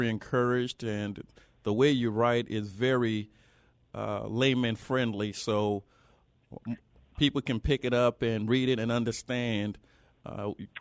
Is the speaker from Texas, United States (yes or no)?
no; New Orleans, Louisiana, United States; Notre Dame Seminary in New Orleans, Louisiana, which is my hometown